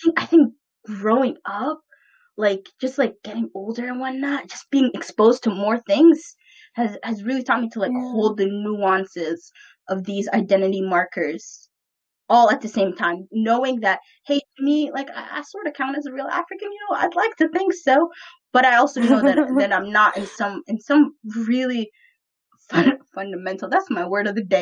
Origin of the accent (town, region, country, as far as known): Vancouver, British Columbia, Canada; born or raised there